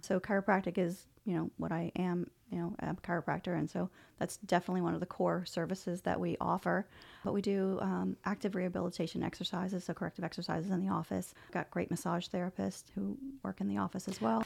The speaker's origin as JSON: {"language": "English", "town": "New Orleans", "region": "Louisiana", "country": "United States", "moved": "yes", "said": "I'm originally from New Orleans"}